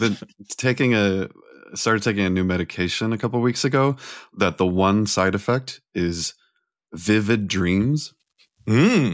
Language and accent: English; California, United States; I grew up in California